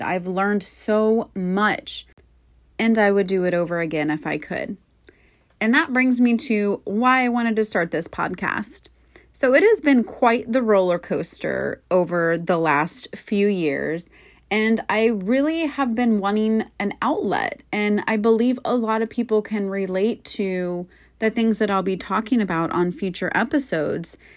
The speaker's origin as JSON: {"language": "English", "region": "Florida", "country": "United States", "tie": "born or raised there", "said": "born and raised in Florida"}